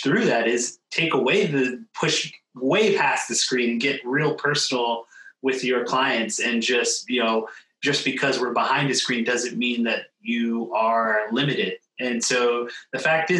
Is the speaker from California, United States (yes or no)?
no; outside of Philadelphia, Pennsylvania, United States; moved away; I actually grew up a little bit outside of Philadelphia